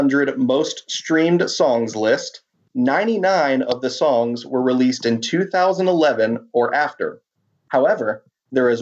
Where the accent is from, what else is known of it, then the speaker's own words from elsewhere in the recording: Birmingham, Alabama, United States; now in Atlanta, United States; I live in a suburb outside of Atlanta, but I'm from Birmingham, Alabama